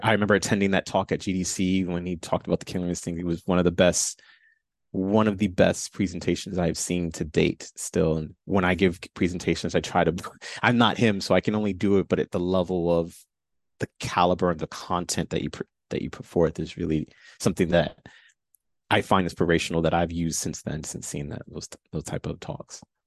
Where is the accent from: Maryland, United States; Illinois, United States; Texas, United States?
Illinois, United States; Chicago; I was born and raised in Chicago